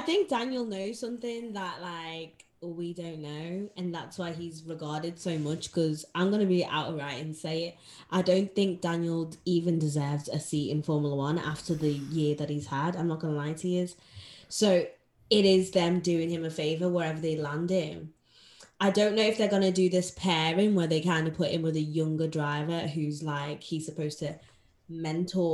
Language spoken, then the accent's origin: English; Zimbabwe; I grew I, I grew up in Zim Zimbabwe